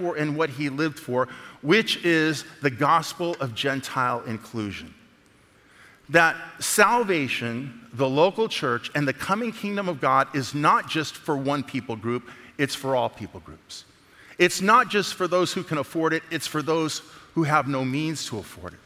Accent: Alameda, California, United States; moved away; also born or lived in the South (US); I grew up in San Francisco, actually, in Alameda in the Bay

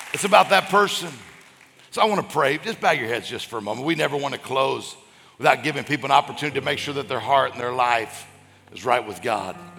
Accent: Mississippi, United States; now in Florida, United States; I grew up in Mississippi

